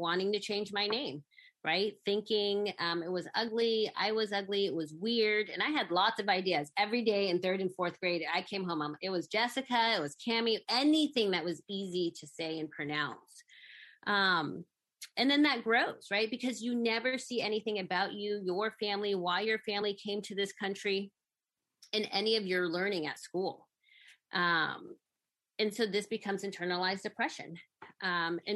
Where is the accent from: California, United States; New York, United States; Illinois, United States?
California, United States; Sacramento; also born or lived in San Francisco; although I was born in San Francisco, I was really raised in Sacramento.